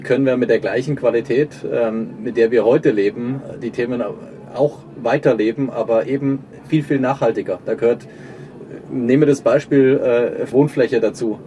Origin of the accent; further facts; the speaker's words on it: Germany; Wir sind in Deutschland Jahrzehnte mit aufgewachsen